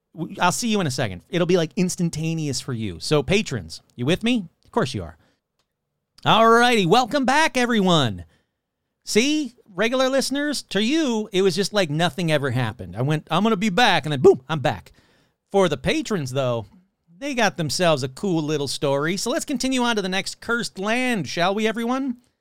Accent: United States; I'm an American. I went to, you know, American school, public schools

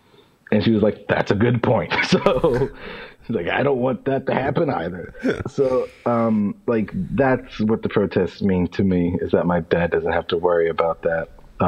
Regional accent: Bridgeport, Connecticut, United States; born there; I was born in 1992 in Bridgeport, Connecticut.

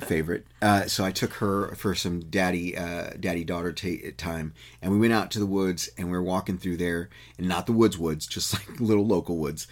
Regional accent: Texas, United States; the one I grew up in in Texas

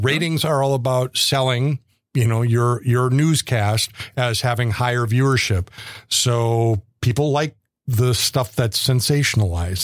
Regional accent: United States; our country

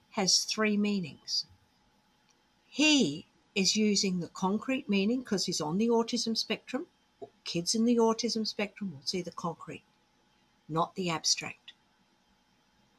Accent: Australia; moved away as an adult; also born or lived in Oxford, United Kingdom; So we're Australian

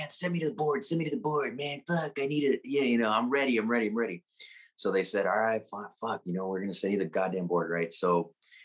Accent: San Antonio, Texas, United States; I was born and raised here in San Antonio, Texas

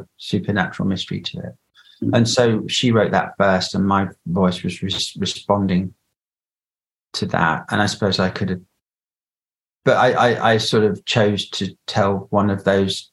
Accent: England, United Kingdom

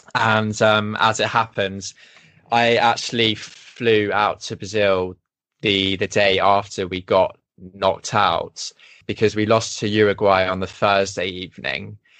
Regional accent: England, United Kingdom; now in Sweden; I'm English

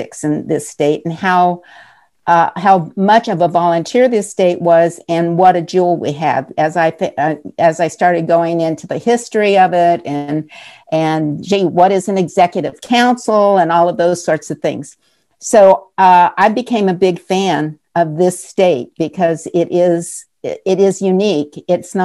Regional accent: Central California, United States; moved away as an adult; now in New Hampshire, United States; I grew up in Central California

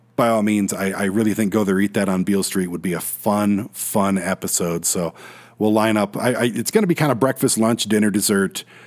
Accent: Detroit, Michigan, United States; I'm a city boy, born and raised in South Detroit

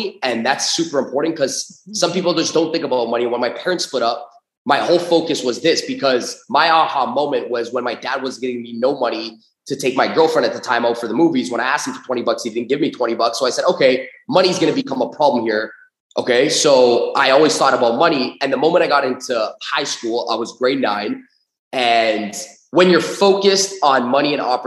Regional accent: Toronto, Ontario, Canada; I grew up in Toronto, Canada

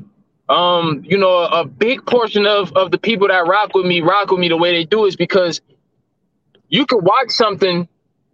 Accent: Cleveland, Ohio, United States; This is definitely my hometown

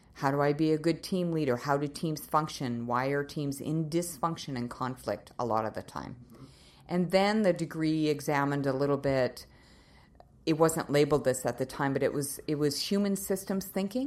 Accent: Nova Scotia, Canada; moved away as an adult; also born or lived in Winnipeg, Manitoba / Calgary, Alberta; now in Kelowna, Canada; I was born and raised in Nova Scotia, so I'm a maritimer

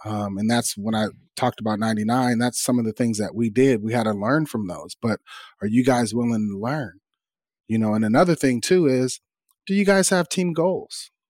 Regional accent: California, United States; moved away as an adult; I'm from California

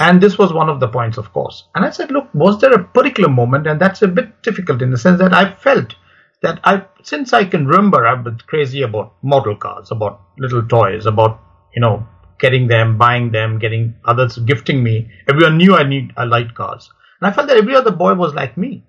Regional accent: India; I grew up in India

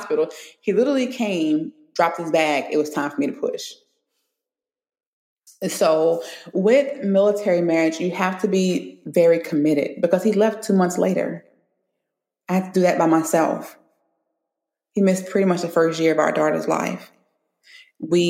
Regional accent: Baton Rouge, Louisiana, United States; moved away as an adult; also born or lived in Florida / California; I'm from Baton Rouge

